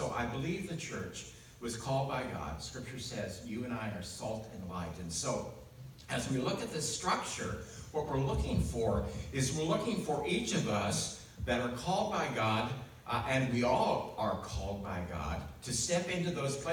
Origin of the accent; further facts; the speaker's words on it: United States; I grew up in the United States